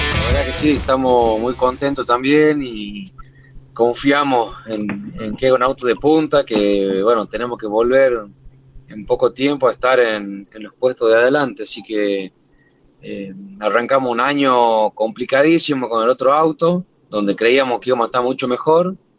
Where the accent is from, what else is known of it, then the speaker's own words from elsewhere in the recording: Granadero Baigorria, Santa Fe, Argentina; la ciudad donde yo soy, de Granadero Baigorria